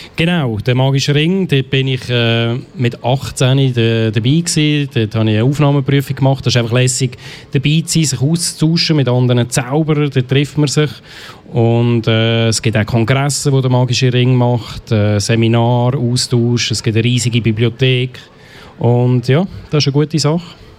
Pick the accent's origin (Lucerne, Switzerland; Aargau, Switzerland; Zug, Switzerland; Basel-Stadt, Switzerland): Aargau, Switzerland; Biberstein; bin aus Biberstein